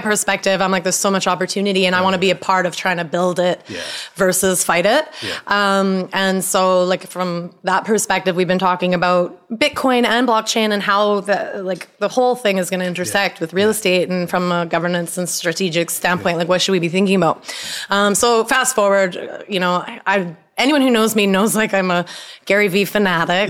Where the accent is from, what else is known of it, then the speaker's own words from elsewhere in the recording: Vancouver, British Columbia, Canada; I'm from Vancouver, Canada